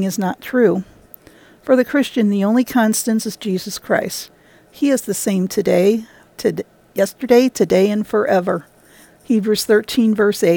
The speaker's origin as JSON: {"language": "English", "region": "Illinois", "country": "United States", "said": "my home state of Illinois"}